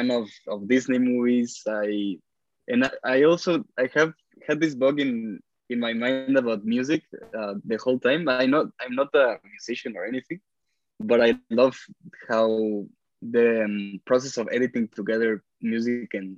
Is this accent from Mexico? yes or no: yes; Mexico City, Mexico; moved away as an adult; now in United States; I grew up in Mexico City. Well, my whole childhood, I studied there since kindergarten until high school